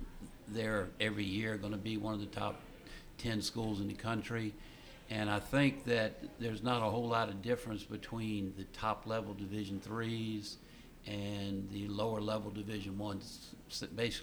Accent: Ashland, Virginia, United States; from the time I moved to Ashland in 1956 as a three-year-old until I actually finished college there

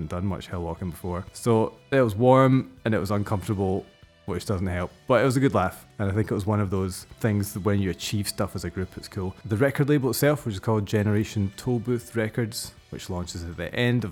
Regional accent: Ayr, Scotland, United Kingdom; moved away as an adult; also born or lived in Glasgow / Stirling; where I grew up in Ayr

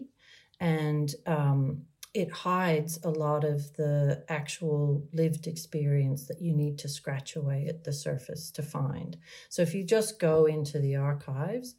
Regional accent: United States; moved away as an adult; also born or lived in Maryland / Australia; now in Sydney, Australia; being born and raised in America and then living many decades now in Australia

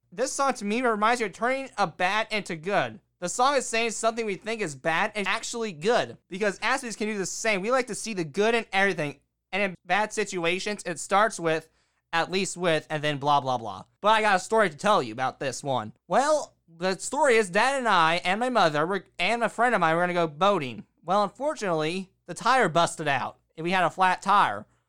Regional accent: United States; I am also from America

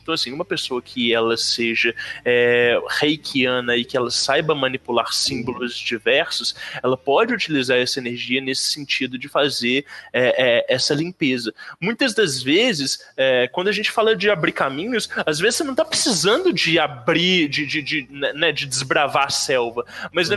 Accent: Belo Horizonte, Minas Gerais, Brazil; Eu sou de Belo Horizonte

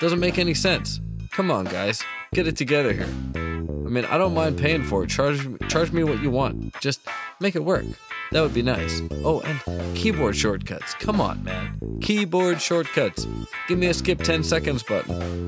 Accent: Ottawa, Ontario, Canada; And this time they go to my hometown, or one of my hometowns. I kind of lived all around the nation myself, but Ottawa is certainly a place I like to call home from time to time, or have in my life.

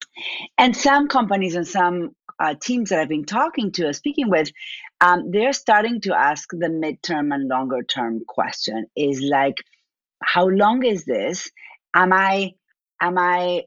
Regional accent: Argentina; accent: Argentine; moved away as an adult; now in United States; My accent is from Argentina.

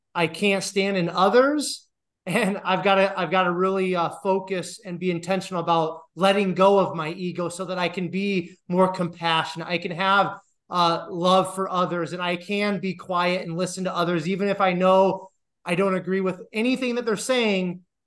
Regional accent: Iowa, United States; moved away as an adult; also born or lived in Colorado / Detroit / Denver; I'm from Iowa, and that's actually where I'm at right now

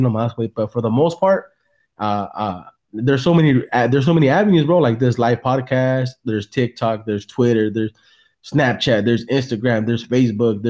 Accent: San Jose, California, United States; now in Salinas, United States; I'm originally from San Jose

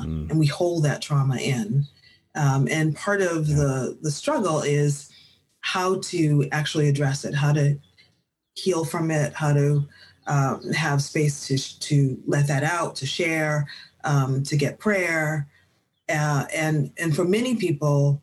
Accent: Boston, Massachusetts, United States; moved away as an adult; also born or lived in South Africa; my experiences growing up in Boston, then transplanting to South Africa, returning to Boston in 2016

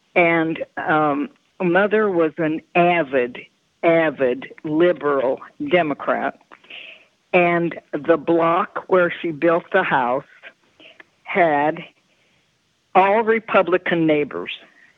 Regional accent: Denver, Colorado, United States; I grew up in Denver. My parents were born and raised in Denver. They grew up on the west side because their parents came from Russia and Poland

